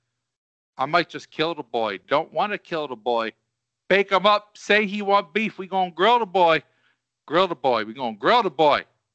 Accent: Delco, Pennsylvania, United States; I'm from Delco

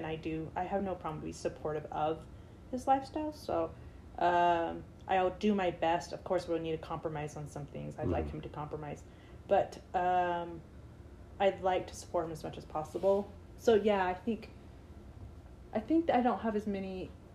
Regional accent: San Francisco, California, United States; moved away; I'm originally from San Francisco

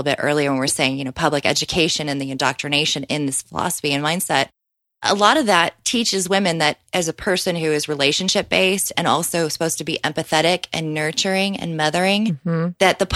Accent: Arizona, United States; I'm from Arizona

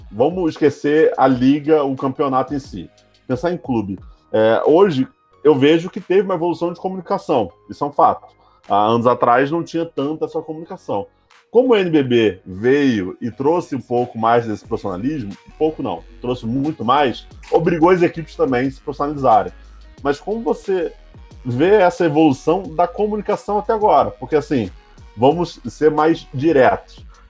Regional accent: Rio de Janeiro, Brazil; Porque vi ótimos jogos, sou do Rio de Janeiro, vi ótimos jogos no Maracanãzinho

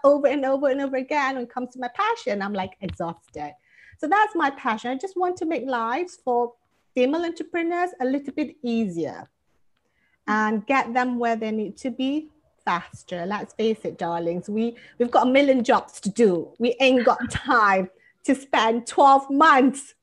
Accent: Malaysia; moved away as an adult; now in California, United States; I live in California, and I'm originally from Malaysia.

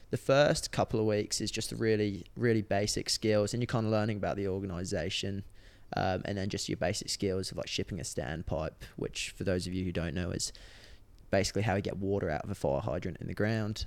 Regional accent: England, United Kingdom; moved away as an adult; now in Australia; I moved out from England in, I think it was twenty sixteen.

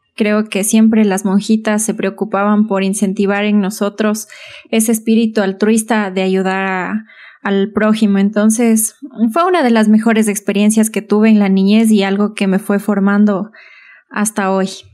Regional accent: Imbabura, Ecuador; also born or lived in Otavalo (Valle del Amanecer) / Ibarra; tengo un recorrido por, por algunos cantones de Imbabura. Estudié aquí en la escuela, en la Santa Luisa de Marillac, Luego me fui al Valle del Amanecer a estudiar el colegio

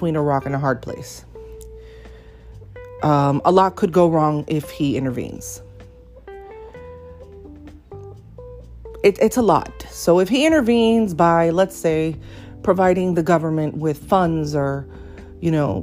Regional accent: Miami, Florida, United States; I was born and raised in Miami, but I am a first-generation American

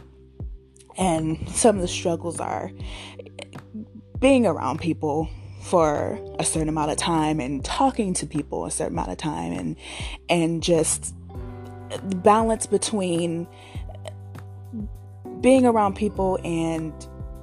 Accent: Richmond, California, United States; I'm from Richmond, California, born and raised

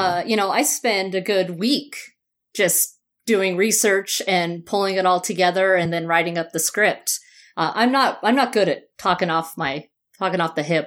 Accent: Utah, United States; born or raised there; also born or lived in Phoenix, Arizona / Berkeley, California

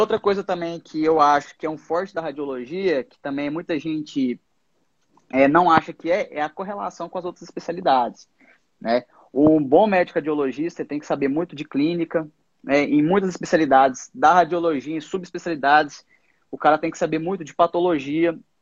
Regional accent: Goiás, Brazil; moved away as an adult; now in São Paulo, Brazil; eu sou de Goiás, me graduei na Univangélica e agora estou morando em São Paulo

